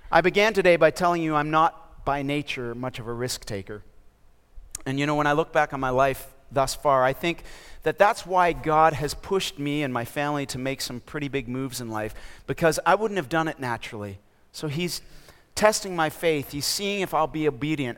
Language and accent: English; Toronto, Ontario, Canada; moved away as an adult; also born or lived in Minnesota / mission field abroad; now in Raleigh, United States; I'm from Canada. I was born and raised in Toronto, Ontario, and I did my schooling in Minnesota